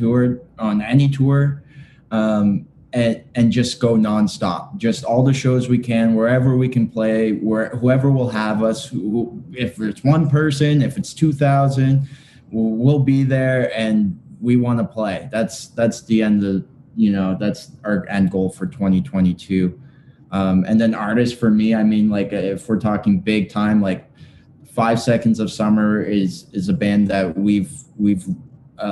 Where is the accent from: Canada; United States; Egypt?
Canada; we are Canadian. We're from Canada